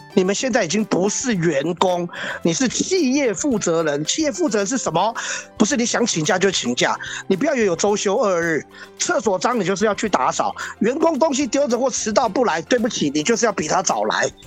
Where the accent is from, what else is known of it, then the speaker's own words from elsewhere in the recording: Taiwan; also born or lived in Hong Kong (father's origin); 其实我也是台湾人，而且我在台湾当了两年兵，还是空降特种部队。哦，那我也在台湾念书